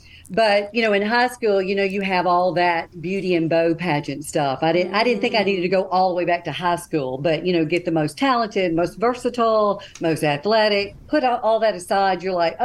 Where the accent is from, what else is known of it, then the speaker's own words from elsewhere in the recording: Jackson, Mississippi, United States; I'm from Jackson, Mississippi